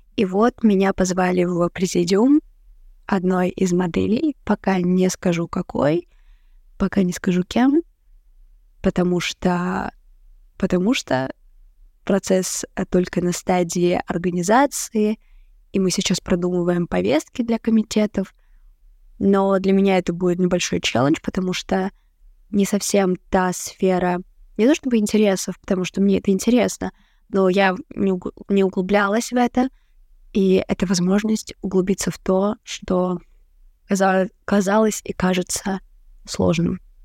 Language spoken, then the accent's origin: Russian; Rostov-on-Don, Rostov Oblast, Russia; moved away as an adult; now in Saint Petersburg, Russia; я также работала администратором только у себя в родном городе, в Ростове